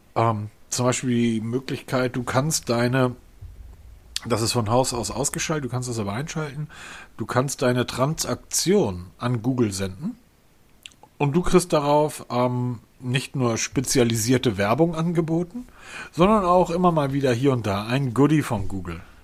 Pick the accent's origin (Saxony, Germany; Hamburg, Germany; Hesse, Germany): Hamburg, Germany; Als Hamburger